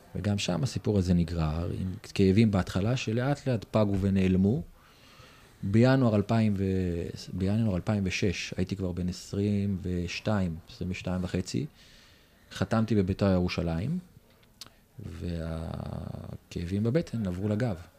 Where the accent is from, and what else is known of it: Israel; moved away as an adult; also born or lived in Germany